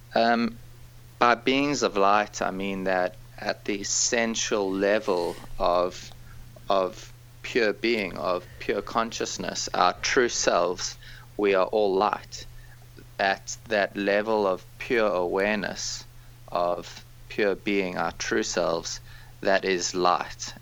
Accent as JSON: {"language": "English", "country": "South Africa", "tie": "born or raised there", "moved": "yes", "said": "I grew up in South Africa"}